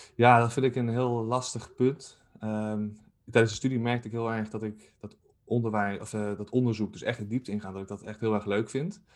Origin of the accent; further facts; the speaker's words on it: Zwolle, Overijssel, Netherlands; moved away as an adult; now in Nijmegen, Netherlands; ik ben ehm, geboren in Zwolle en daar heb ik eh, op school gezeten